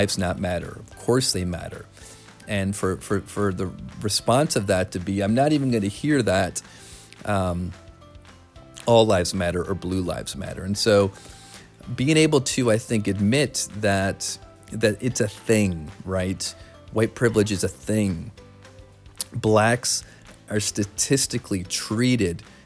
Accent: Flint, Michigan, United States; Growing up in Flint, Michigan

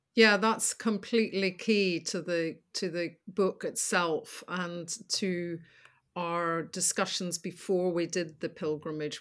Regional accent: Northern Ireland, United Kingdom; moved away as an adult; now in London, United Kingdom; growing up and the troubles in the north

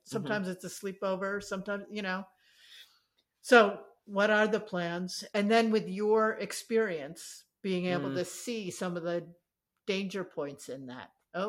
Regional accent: New York, United States; now in San Francisco, United States; I grew up in New York where the subway was free

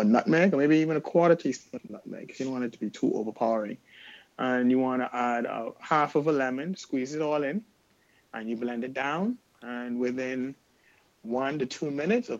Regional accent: Bahamas; my hometown, the Bahamas

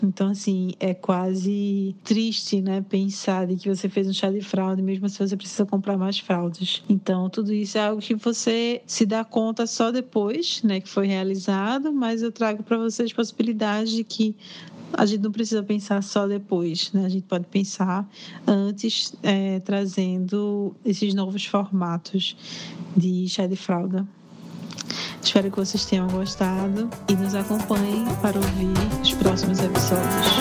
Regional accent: Northeast Region, Brazil; eu sou do Nordeste

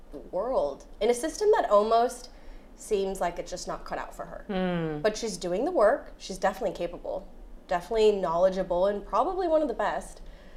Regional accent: Chicago, Illinois, United States; We're from the Midwest. Chicago.

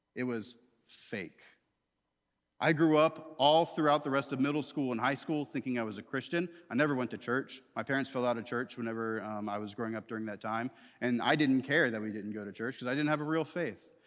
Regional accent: Tallahassee, Florida, United States; I grew up in Tallahassee, Florida

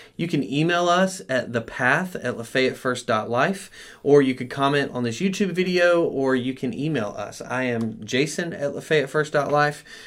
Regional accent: United States; as American Christians

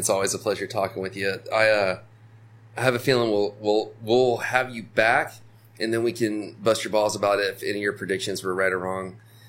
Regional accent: Florida, United States; now in Nosara, Costa Rica; I'm from Florida and then I moved here

